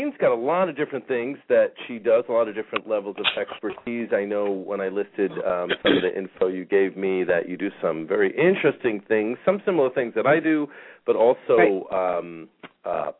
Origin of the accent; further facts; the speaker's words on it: New York, United States; now in Phoenix, United States; I grew up in New York where, I remember being a kid back in the 70s and the 80s